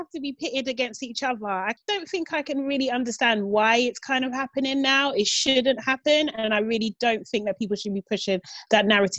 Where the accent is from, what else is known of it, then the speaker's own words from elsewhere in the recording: Nigeria; And it's a big part of my identity as well as being Nigerian.